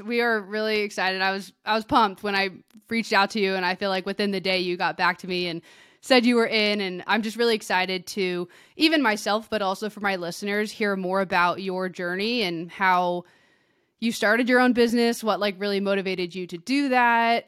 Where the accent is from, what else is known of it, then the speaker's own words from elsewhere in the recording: outside of Sacramento, California, United States; now in Bend, United States; I grew up outside of Sacramento